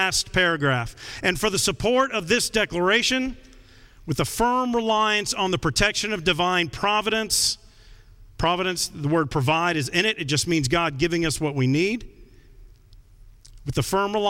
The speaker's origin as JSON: {"language": "English", "country": "United States", "said": "I'm an American"}